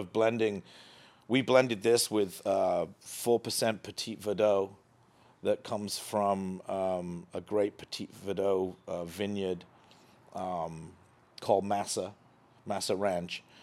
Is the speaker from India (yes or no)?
no; England, United Kingdom; moved away as an adult; now in United States; growing up in England